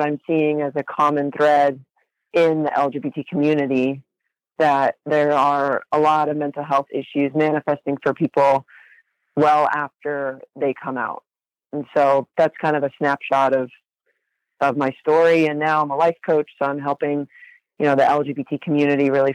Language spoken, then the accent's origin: English; Huntington Beach, California, United States; I grew up in Huntington Beach in Orange County. My whole life I've lived in California